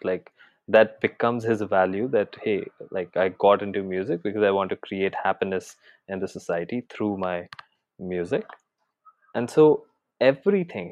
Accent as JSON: {"language": "English", "town": "Jaipur", "region": "Rajasthan", "country": "India", "tie": "born or raised there", "also_born_or_lived": "Mumbai", "moved": "as an adult", "said": "I had actually shifted back to my hometown, which is in Jaipur, Rajasthan from Mumbai"}